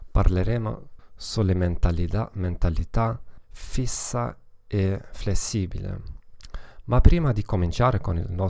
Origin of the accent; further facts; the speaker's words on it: Germany; Italian is a second language; Come vedete non sono italiano affatto, sono tedesco e una piccola precauzione all'inizio, eh, quasi mai non ho la, l'opportunità di parlare italiano